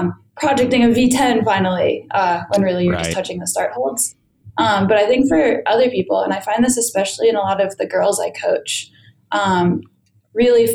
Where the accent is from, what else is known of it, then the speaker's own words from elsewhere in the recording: Connecticut, United States; I grew up in Connecticut